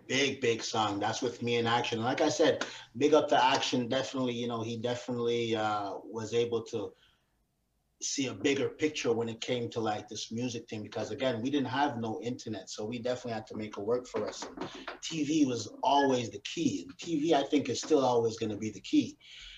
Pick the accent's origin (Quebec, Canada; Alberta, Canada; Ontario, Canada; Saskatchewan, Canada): Quebec, Canada; Montreal; I grew up in Park X. That's where I grew up. Originally, I'm from Park X